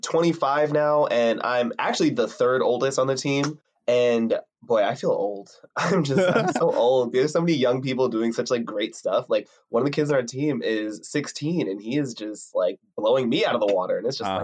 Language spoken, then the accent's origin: English; Piscataway, New Jersey, United States; I'm from Piscataway, New Jersey.